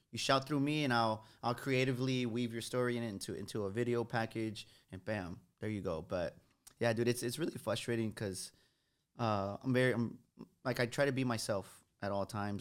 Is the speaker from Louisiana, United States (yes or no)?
no; San Antonio, Texas, United States; Growing up on the West Side